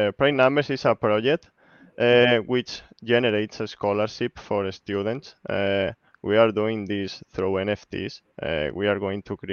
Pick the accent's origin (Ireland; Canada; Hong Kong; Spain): Spain; I'm from Spain.